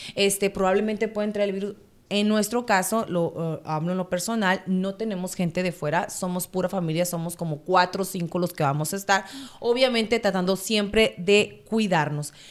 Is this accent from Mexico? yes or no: yes; Sonora, Mexico; moved away as an adult; now in United States; yo soy de Sonora